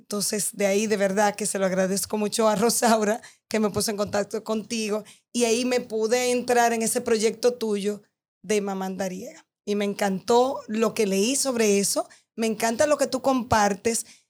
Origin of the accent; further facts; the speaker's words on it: Dominican Republic; hablo de nosotros como dominicanos, yo como dominicana